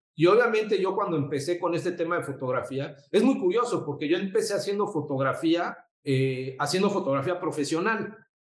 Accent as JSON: {"language": "Spanish", "region": "Mexico City", "country": "Mexico", "also_born_or_lived": "Puebla", "moved": "as an adult", "lives_now": "Cancún, Mexico", "said": "soy de la Ciudad de México"}